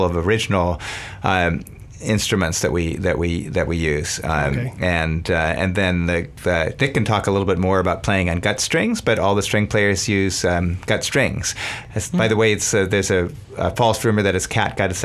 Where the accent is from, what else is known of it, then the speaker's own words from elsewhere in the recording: Berkeley, California, United States; I'm from Berkeley